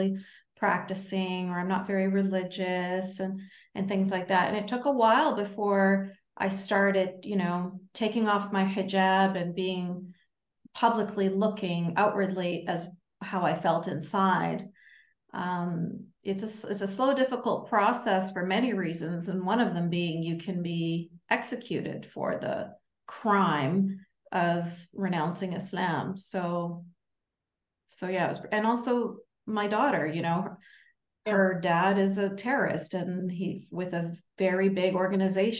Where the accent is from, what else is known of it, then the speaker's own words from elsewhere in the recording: Canada; as a Canadian